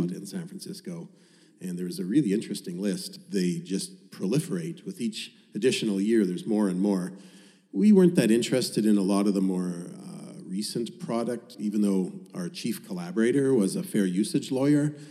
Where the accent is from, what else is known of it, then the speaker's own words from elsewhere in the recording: Winnipeg, Manitoba, Canada; moved away as an adult; Winnipeg, my hometown, where I'd spent the first 33 years of my life, is billiard table flat.